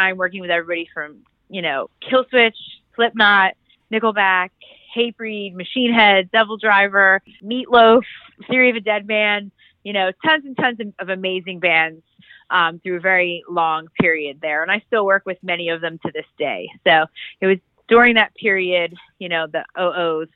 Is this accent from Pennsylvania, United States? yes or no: yes; outside Philadelphia, Pennsylvania, United States; I grew up right outside of Philly